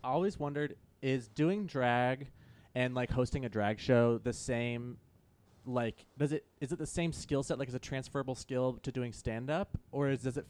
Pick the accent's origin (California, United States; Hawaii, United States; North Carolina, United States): California, United States; Santa Cruz; moved away as an adult; also born or lived in San Francisco, United States; now in Los Angeles, United States; Originally, I'm from Santa Cruz, California, which is north by San Francisco.